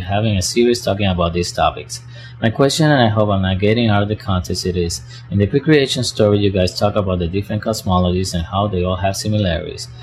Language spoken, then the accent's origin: English; Puerto Rico; now in Cleveland, United States; I'm from Puerto Rico, living in Cleveland, Ohio.